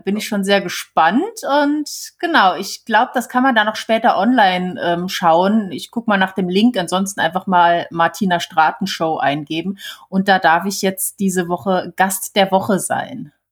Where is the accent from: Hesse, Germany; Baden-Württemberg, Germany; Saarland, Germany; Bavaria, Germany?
Saarland, Germany; hier bei uns im Saarland gibt's Radio Salü.